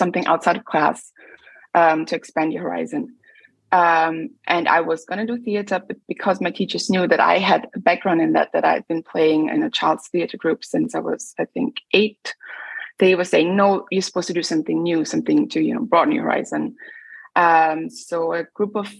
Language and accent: English; Linz, Upper Austria, Austria; moved away as an adult; also born or lived in London, United Kingdom; now in Berlin, Germany; I was growing up in Austria. It's quite a conservative country.